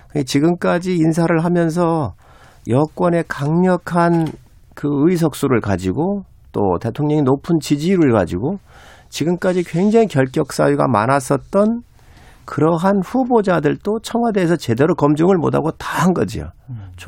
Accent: Seosan, South Chungcheong, South Korea

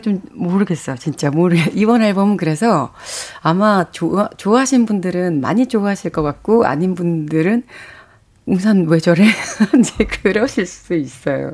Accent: South Korea; 제가 한국에서 왔다 이런 이야기를 굳이 하지 않아도 그냥 음. from Korea가 딱 되는 거야

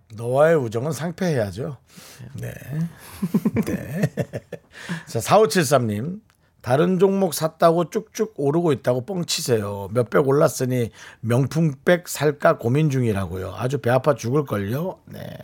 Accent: Gangwon, South Korea; accent: Gangwon dialect; 저한테는 다 강원도 사투리 물어보면

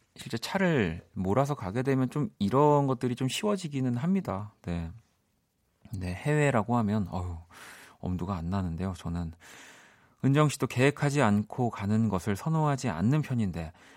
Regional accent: South Korea; 대한민국 사람으로서는

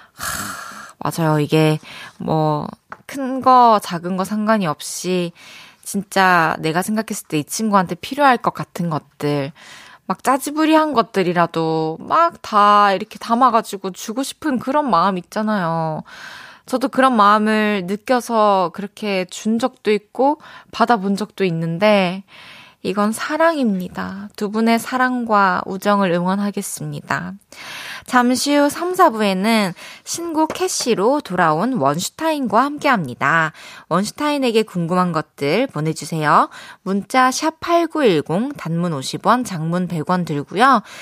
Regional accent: Changwon, South Gyeongsang, South Korea; moved away; 저는 초중고를 마산에서 나와가지고 경남대학교 저한테도 되게 친숙한 대학교인데 대거리에 있잖아요. 우리 고향

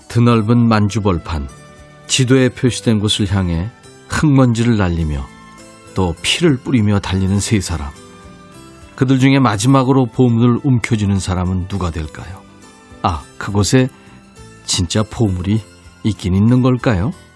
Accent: Suncheon, South Jeolla, South Korea; 제 고향

